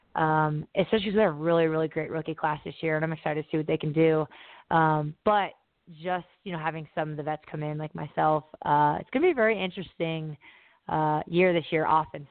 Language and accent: English; Indiana, United States; I'm a Colts fan because I'm from Indiana.